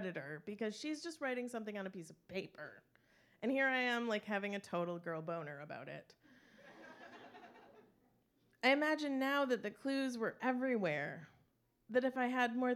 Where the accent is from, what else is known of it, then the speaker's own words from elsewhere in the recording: Traverse City, Michigan, United States; I grew up in Traverse City